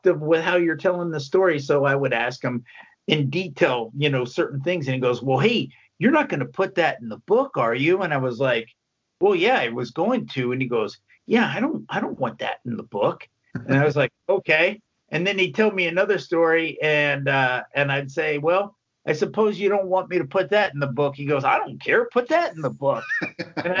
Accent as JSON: {"language": "English", "town": "Lewisville", "region": "Texas", "country": "United States", "tie": "born or raised there", "lives_now": "South Texas, United States", "said": "I grew up in Lewisville, Texas, which is 30 miles north of Dallas."}